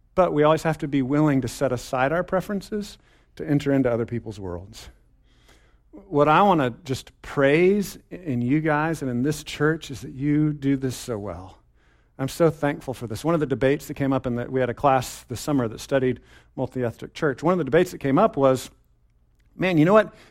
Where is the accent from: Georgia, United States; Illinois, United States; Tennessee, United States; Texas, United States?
Texas, United States; I'm a Texan, okay? I'm a Texan, Texas, sorry, Texas, all hail the mighty state